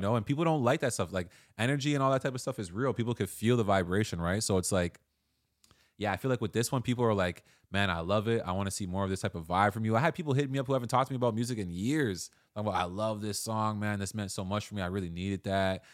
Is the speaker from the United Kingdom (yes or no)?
no; Toronto, Ontario, Canada; born or raised there